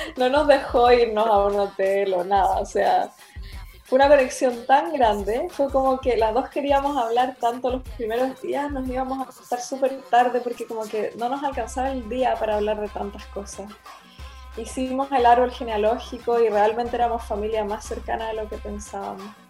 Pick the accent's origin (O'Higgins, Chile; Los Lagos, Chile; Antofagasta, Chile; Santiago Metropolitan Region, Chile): Los Lagos, Chile; Puerto Varas; moved away as an adult; also born or lived in Valdivia / Chiloé; cuando era niña viví un tiempo en Puerto Varas y en Valdivia